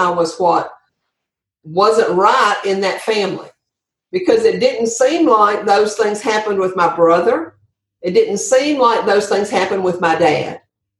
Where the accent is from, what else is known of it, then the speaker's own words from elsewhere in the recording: Andalusia, Alabama, United States; Yes. Andalusia, Alabama is my hometown.